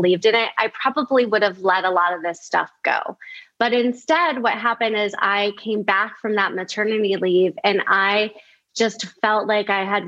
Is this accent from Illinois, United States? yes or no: yes; outside of Chicago, Illinois, United States; moved away as an adult; also born or lived in California; I actually grew up in the Midwest. I grew up outside of Chicago.